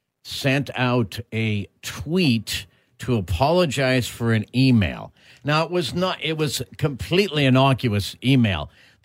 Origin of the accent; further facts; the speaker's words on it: Toronto, Ontario, Canada; now in Winnipeg, Canada; personally I grew up in Toronto, but my dad was a Canadiens fan.